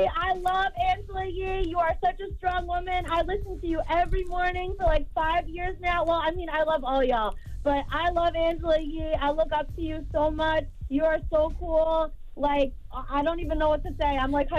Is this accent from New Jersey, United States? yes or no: yes; East Brunswick, New Jersey, United States; East Brunswick, New Jersey.